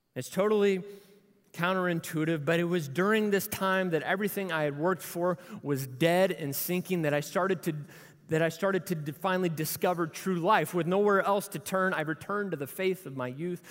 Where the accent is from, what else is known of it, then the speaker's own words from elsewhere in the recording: Louisville, Kentucky, United States; We grew up in Louisville together